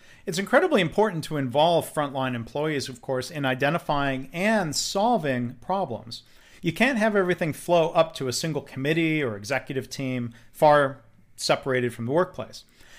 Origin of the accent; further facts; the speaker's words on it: Texas, United States; I'm from Texas, so the UT here, of course, means University of Texas